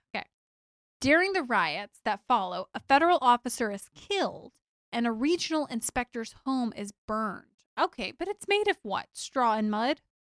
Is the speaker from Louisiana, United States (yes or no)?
yes; Louisiana, United States; Louisiana, which, as everybody knows, is my birthplace